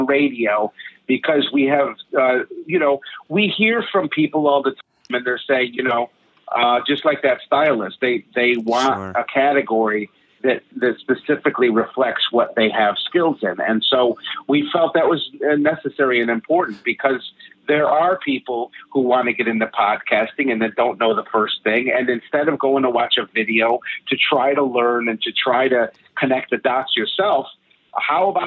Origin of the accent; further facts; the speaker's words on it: New York, United States; I'm a New Yorker.